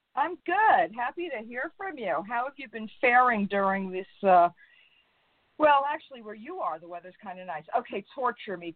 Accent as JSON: {"language": "English", "region": "New York", "country": "United States", "tie": "born or raised there", "also_born_or_lived": "North Carolina / Reno, Nevada", "moved": "yes", "said": "I was born in New York, raised in New York, moved to North Carolina"}